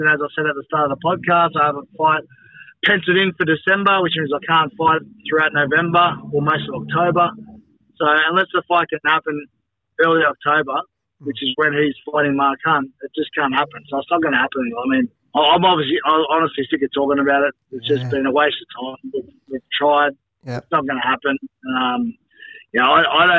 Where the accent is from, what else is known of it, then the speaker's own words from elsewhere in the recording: Cronulla, New South Wales, Australia; my hometown here in Cronulla